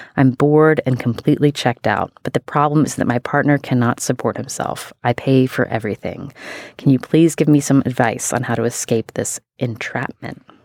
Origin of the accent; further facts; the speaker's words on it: West Virginia, United States; I am from West Virginia